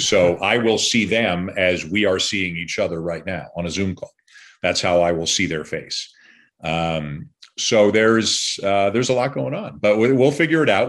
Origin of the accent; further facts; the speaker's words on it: Canada; being Canadian